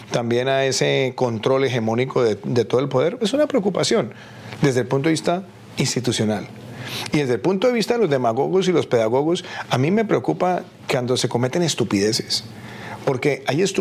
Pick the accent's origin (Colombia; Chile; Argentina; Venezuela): Colombia; como senador en mi país.